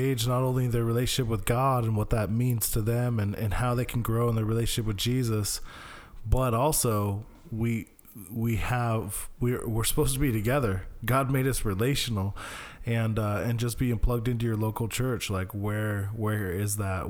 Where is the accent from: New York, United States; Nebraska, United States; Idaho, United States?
Idaho, United States; moved away; I grew up in Idaho, so, you know, a little more rough